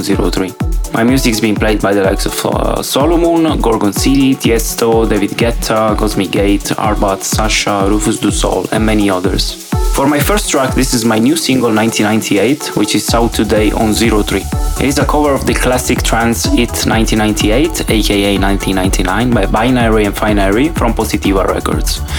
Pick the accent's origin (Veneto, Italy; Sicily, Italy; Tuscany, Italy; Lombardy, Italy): Sicily, Italy; Palermo; now in Poznan, Poland; I'm originally from Palermo in Sicily and I am currently based in Poznan, Poland.